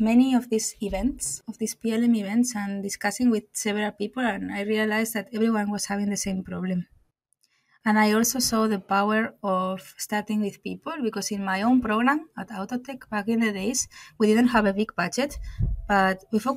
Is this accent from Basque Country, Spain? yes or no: yes; Bilbao, Basque Country, Spain; moved away as an adult; also born or lived in Finland / Portugal; now in Germany; I'm from Spain, from Bilbao, from the Basque Country.